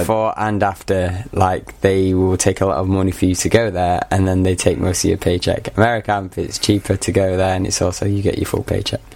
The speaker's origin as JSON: {"language": "English", "town": "Manchester", "region": "North West England", "country": "United Kingdom", "tie": "born or raised there", "also_born_or_lived": "Aberystwyth, Wales", "accent": "Mancunian", "moved": "as an adult", "lives_now": "Kent, United Kingdom", "said": "I am from Manchester. But born and raised in uh, Manchester."}